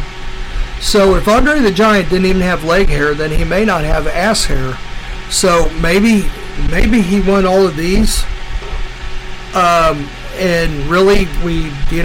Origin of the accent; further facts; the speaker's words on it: United States; I myself am proud as an American